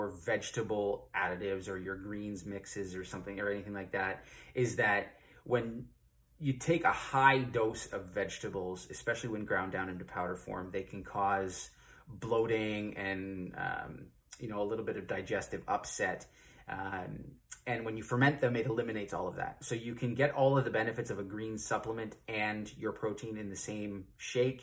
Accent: Ontario, Canada; I'm from Ontario, Canada.

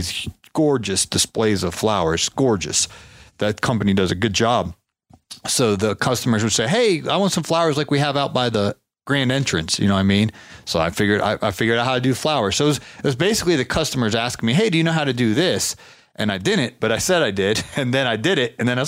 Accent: Ohio, United States; I'm from Ohio

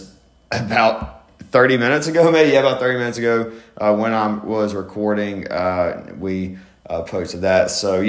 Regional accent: Albany, Georgia, United States; I grew up in Albany.

